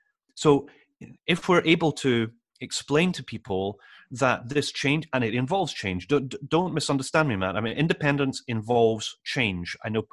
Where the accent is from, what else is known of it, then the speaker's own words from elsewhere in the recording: London, United Kingdom; born there; now in Edinburgh, United Kingdom; Incidentally, that's me too. I know I probably don't sound it, but I'm a Londoner by birth.